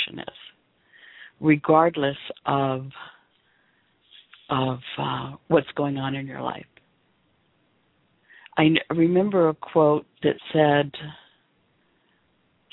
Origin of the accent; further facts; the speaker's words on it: Memphis, Tennessee, United States; I grew up in the South. I was born and raised in Memphis, a small community